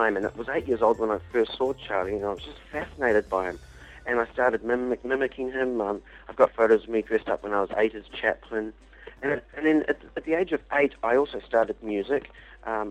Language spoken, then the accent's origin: English; New Zealand; when I grew up in New Zealand